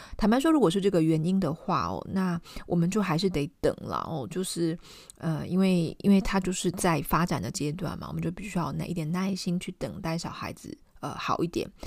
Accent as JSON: {"language": "Chinese", "country": "Taiwan", "said": "我们台湾人"}